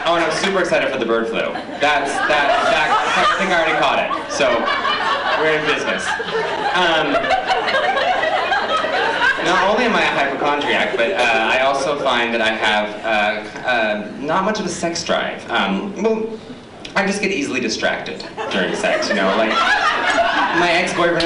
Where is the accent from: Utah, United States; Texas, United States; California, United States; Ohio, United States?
Utah, United States; moved away; born and raised in Utah, which is a red state.